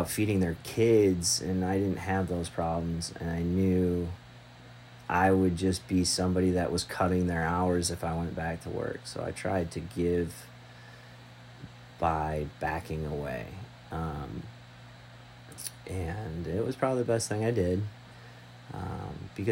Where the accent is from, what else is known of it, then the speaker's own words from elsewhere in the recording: Michigan, United States; moved away; also born or lived in Texas; I'm from Michigan originally, born in Texas, raised in Michigan